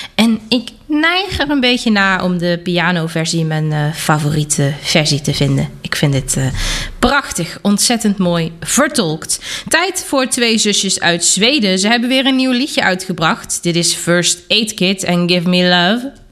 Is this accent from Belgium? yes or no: no; Germany; kom ik uit Duitsland